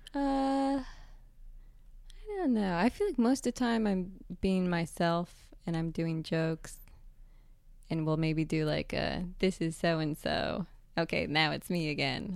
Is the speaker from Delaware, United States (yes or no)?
no; Northern New Jersey, United States; also born or lived in San Francisco; I'm from New Jersey